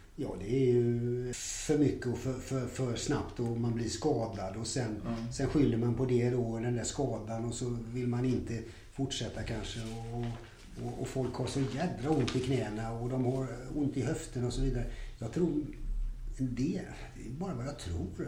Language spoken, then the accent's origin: Swedish; Gothenburg, Västra Götaland, Sweden; jag är ju då född och uppvuxen i Göteborg